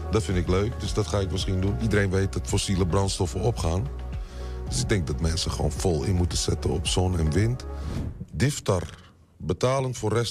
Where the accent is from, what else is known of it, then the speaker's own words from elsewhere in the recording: Amsterdam, Netherlands; also born or lived in Utrecht; Ik kom uit Amsterdam en Utrecht, dan is die lekker rustig.